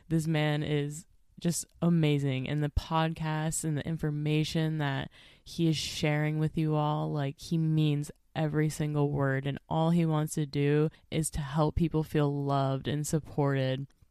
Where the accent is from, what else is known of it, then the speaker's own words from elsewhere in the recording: Minnesota, United States; I am not even from Nebraska. I'm from Minnesota